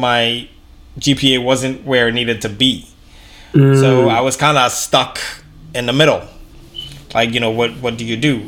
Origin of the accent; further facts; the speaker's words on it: Canada; growing up in Canada